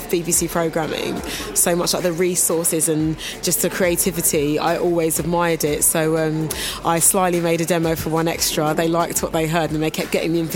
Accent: Kingston upon Thames, London, United Kingdom; I'm from Kingston originally, and the local radio station at the time was called Thames FM

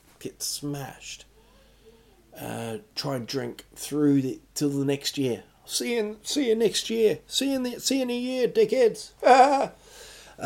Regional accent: Rotorua, Bay of Plenty, New Zealand; moved away; also born or lived in England; It's in Rotorua. It's my hometown, really. I was born in England, but this is where I went to school and stuff in New Zealand.

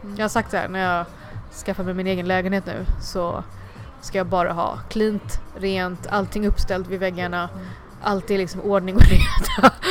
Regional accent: Sweden; also born or lived in Chennai, India; jag är ju svensk mm. och jag har ursprung från Indien

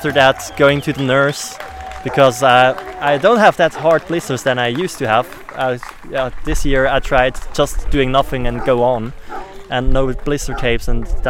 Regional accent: Switzerland; From Switzerland

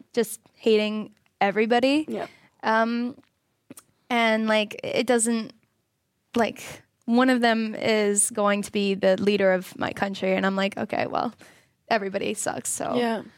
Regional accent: Florida, United States; I'm from Florida

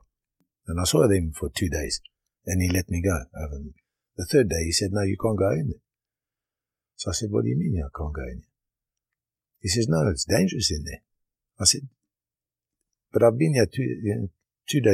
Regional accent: Harare, Zimbabwe; moved away as an adult; also born or lived in Durban, South Africa / Shurugwi, Zimbabwe / Canada / Liverpool, England; now in Ottawa, Canada; when I was 2 months old, my parents went up to Rhodesia

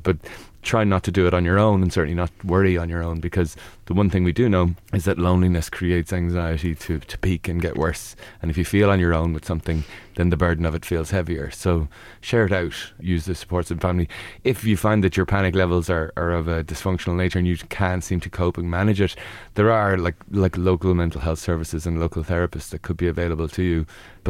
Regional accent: Ireland; we can be really impressive, especially as Irish people.

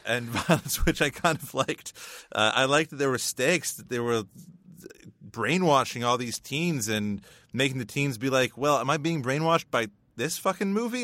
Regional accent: Northern Ontario, Canada; we, we grew up in the Northern Ontario education system

